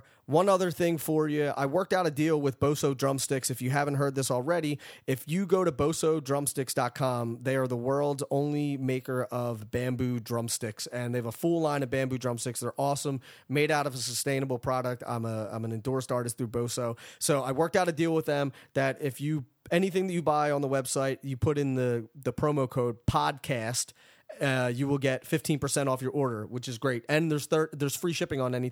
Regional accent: Philadelphia, Pennsylvania, United States; I'm from Philly

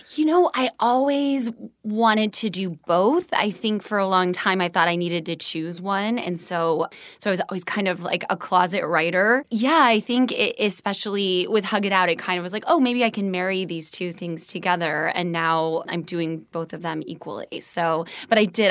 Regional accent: Des Moines, Iowa, United States; moved away as an adult; also born or lived in Evanston, Illinois; now in Los Angeles, United States; I'm from Des Moines, Iowa

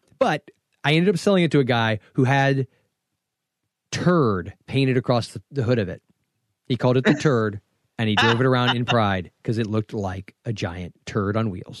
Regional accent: the South, United States; I was born and raised in the South

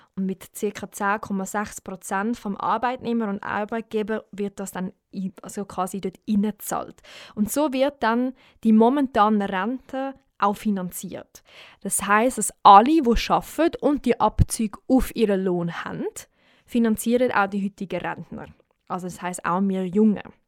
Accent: Switzerland; bei uns in der Schweiz

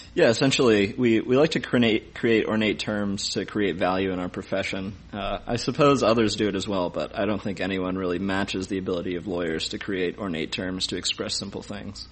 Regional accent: Ithaca, New York, United States; we lived in Ithaca for my entire childhood.

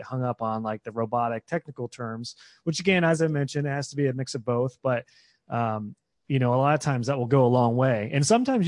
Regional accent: Ohio, United States; I'm a redneck from Ohio

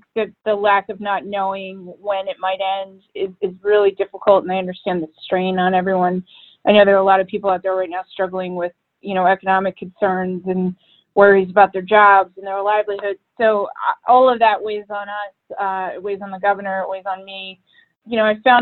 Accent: Philadelphia, Pennsylvania, United States; moved away as an adult; also born or lived in Washington, D.C.; now in Illinois, United States; I'm from the Philadelphia area. I grew up there

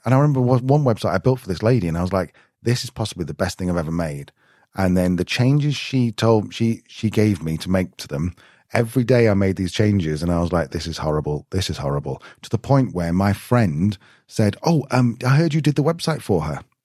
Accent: United Kingdom; I'm being very British

